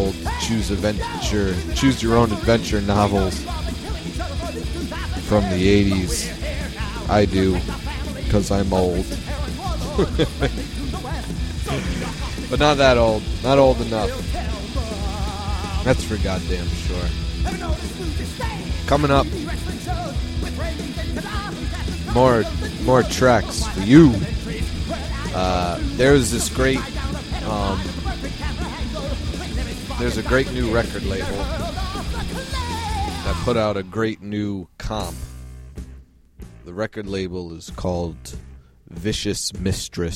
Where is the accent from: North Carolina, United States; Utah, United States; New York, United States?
New York, United States; I am from New York